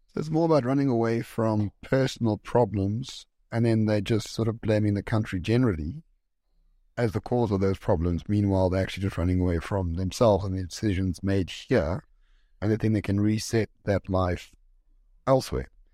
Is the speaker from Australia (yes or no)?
no; South Africa; I'm South African and live here.